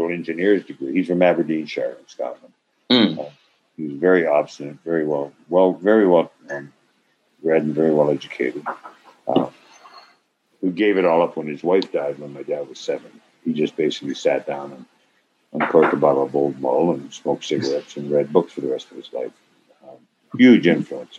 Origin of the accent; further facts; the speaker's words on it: Toronto, Ontario, Canada; I'm from originally from Toronto, not Toronto, Toronto